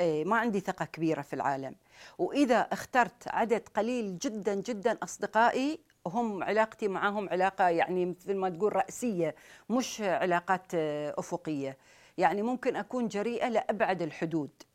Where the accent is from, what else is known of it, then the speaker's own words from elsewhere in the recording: Sharjah, United Arab Emirates; احنا عندنا في الامارات